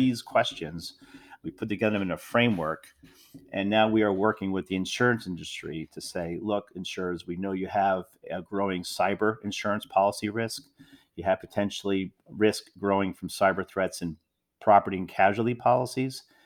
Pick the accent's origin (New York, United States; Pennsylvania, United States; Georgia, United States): Pennsylvania, United States; Philadelphia; growing up in Philadelphia area